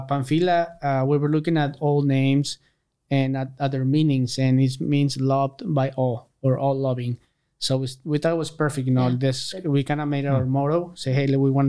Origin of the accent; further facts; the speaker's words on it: Aguascalientes, Mexico; now in San Antonio, United States; I'm from Aguascalientes.